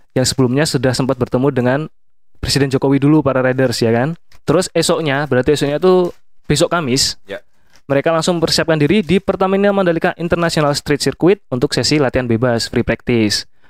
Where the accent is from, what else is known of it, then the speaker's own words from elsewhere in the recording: Yogyakarta, Special Region of Yogyakarta, Indonesia; Kita sebagai orang Jogja